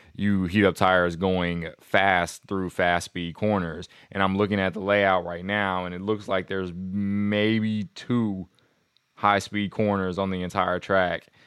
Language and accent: English; United States; being an American